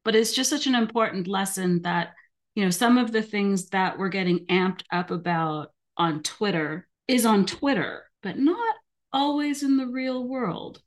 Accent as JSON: {"language": "English", "region": "Alberta", "country": "Canada", "said": "I'm from Alberta."}